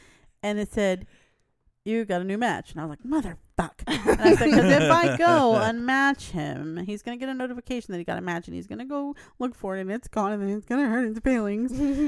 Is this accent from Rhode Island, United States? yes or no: no; Louisiana, United States; And I'm from Louisiana.